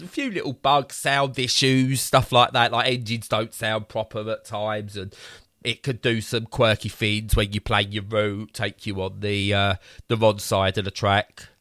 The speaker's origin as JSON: {"language": "English", "town": "Romford", "region": "London", "country": "United Kingdom", "said": "I'm from Romford"}